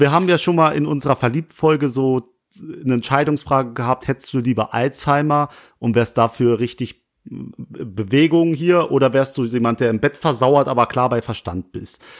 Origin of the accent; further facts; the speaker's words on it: Langweiler, Germany; in Nähe Langweiler, wo ich herkomme